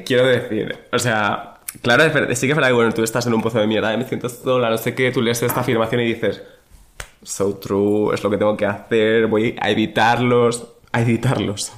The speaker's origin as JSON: {"language": "Spanish", "town": "Badajoz", "region": "Extremadura", "country": "Spain", "said": "soy de Badajoz y en Badajoz se dice descambiar"}